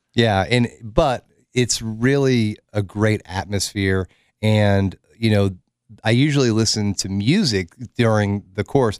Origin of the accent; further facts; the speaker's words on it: Oak Ridge, Tennessee, United States; I grew up in Oak Ridge